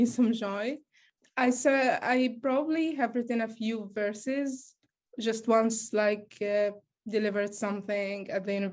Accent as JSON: {"language": "English", "town": "Gaza", "region": "Gaza Strip", "country": "Palestine", "said": "I'm a Palestinian from Gaza"}